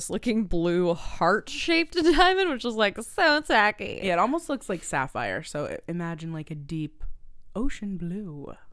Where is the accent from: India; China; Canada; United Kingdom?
Canada; the Maritimes; I'm from the Maritimes and I come from like a long line of like fishermen.